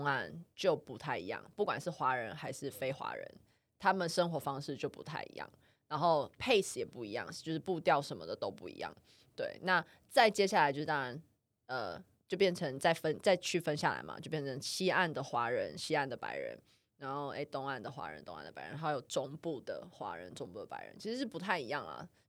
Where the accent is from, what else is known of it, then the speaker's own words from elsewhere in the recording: Canada; 我是加拿大人，美国人。